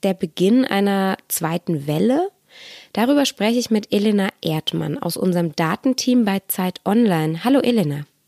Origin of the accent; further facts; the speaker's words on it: Stuttgart, Baden-Württemberg, Germany; moved away; Ich bin selbst in Stuttgart geboren und aufgewachsen.